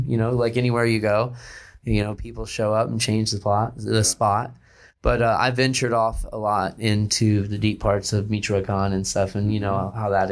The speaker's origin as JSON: {"language": "English", "town": "Houston", "region": "Texas", "country": "United States", "tie": "born or raised there", "also_born_or_lived": "Mexico / California", "said": "I grew up in Houston, Texas, and my home beach was Surfside"}